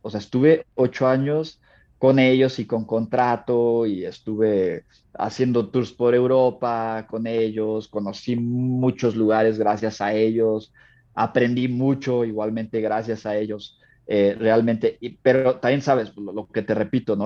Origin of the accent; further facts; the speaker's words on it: Mexico; me fui de México a California